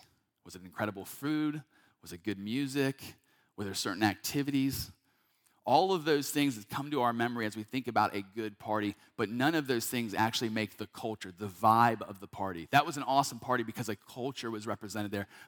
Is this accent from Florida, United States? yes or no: no; North Carolina, United States; now in Georgia, United States; I'm from North Carolina originally, been a part of churches there my entire life